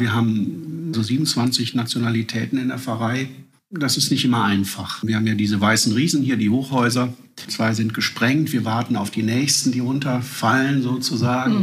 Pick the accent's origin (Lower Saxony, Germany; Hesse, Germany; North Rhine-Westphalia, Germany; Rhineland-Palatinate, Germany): North Rhine-Westphalia, Germany; Duisburg; ich komme aus Duisburg